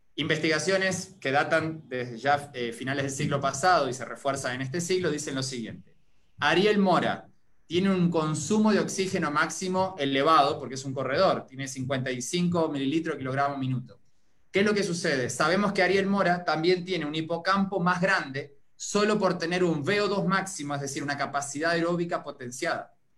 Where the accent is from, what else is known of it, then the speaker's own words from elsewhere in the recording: Uruguay; moved away as an adult; now in Costa Rica; Soy originario de Uruguay